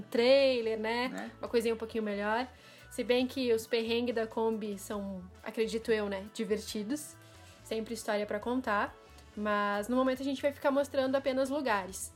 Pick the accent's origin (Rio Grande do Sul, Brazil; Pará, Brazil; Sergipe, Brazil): Rio Grande do Sul, Brazil; Porto Alegre; eu também sou de Porto Alegre, sou gaúcha